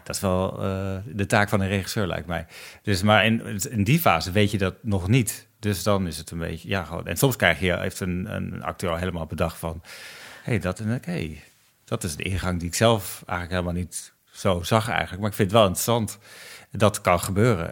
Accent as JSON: {"language": "Dutch", "country": "Netherlands", "said": "wij als Nederlanders, als Nederlands makers"}